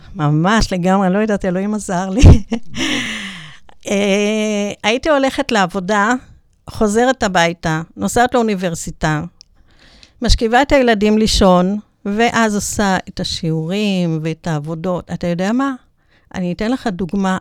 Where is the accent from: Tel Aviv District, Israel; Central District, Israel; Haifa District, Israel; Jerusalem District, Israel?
Central District, Israel; Netanya; נולדתי בנתניה